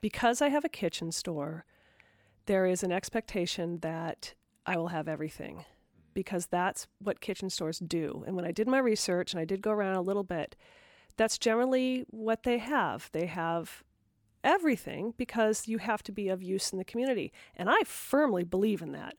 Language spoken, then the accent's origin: English; Portland, Oregon, United States; also born or lived in Seattle / Los Angeles / New York; now in Rhode Island, United States; I'm from Portland, Oregon, which was a, certainly a burgeoning artistic city. Um, I lived in Seattle after that. I lived in LA after that. And then I settled in New York for several years.